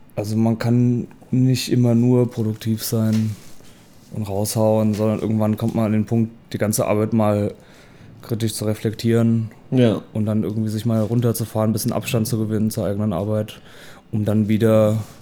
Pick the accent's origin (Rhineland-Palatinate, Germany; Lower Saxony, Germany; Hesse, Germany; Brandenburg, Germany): Rhineland-Palatinate, Germany; Worms; also born or lived in Mainz; now in Leipzig, Germany; Ich bin in Worms geboren